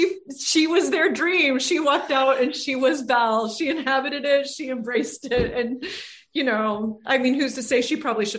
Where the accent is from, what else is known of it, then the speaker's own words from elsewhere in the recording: Ireland; I'm Irish.